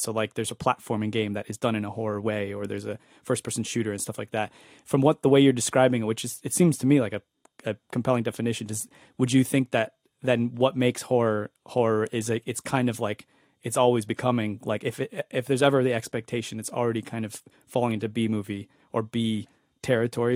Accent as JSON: {"language": "English", "region": "East Coast", "country": "United States", "tie": "born or raised there", "also_born_or_lived": "Spain", "said": "where I grew up in the East Coast."}